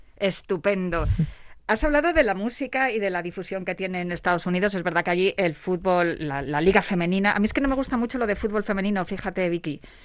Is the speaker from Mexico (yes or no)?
no; Spain; aquí en España